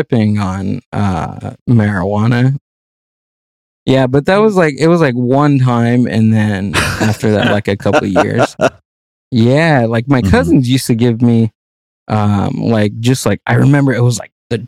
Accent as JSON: {"language": "English", "town": "Whittier", "region": "California", "country": "United States", "tie": "born or raised there", "said": "I grew up in Whittier, actually"}